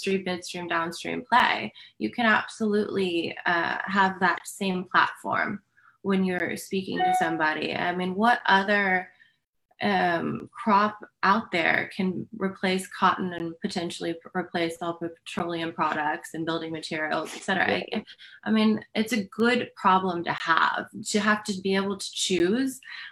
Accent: Houston, Texas, United States; growing up in Houston, which is where I am based

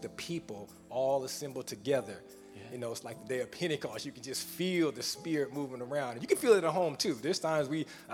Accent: California, United States; now in Houston, United States; I'm from Cali.

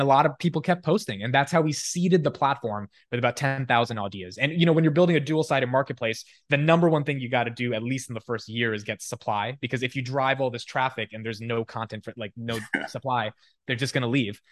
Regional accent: Newark, New Jersey, United States; also born or lived in Union, New Jersey; So, yeah, so Newark, I was there for about, like, ten years, and then we moved fifteen minutes over to Union. Um, but I went to high school in Newark

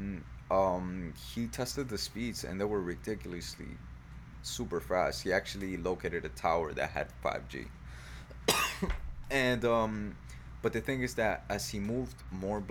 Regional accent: South Florida, United States; we're from South Florida

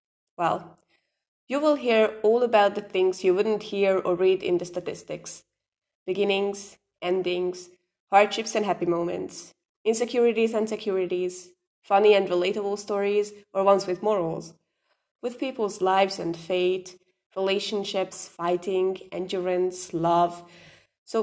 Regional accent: Hungary; I am from Hungary

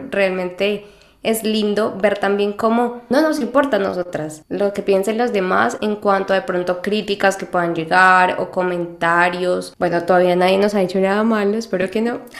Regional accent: Mexico; de México.

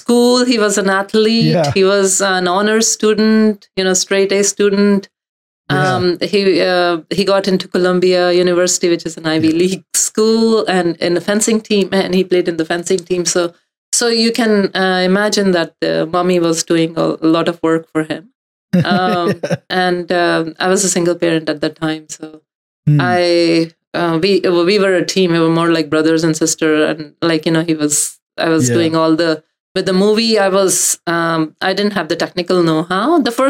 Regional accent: central India, India; So incidentally, I didn't speak Punjabi growing up. I was brought up in central India.

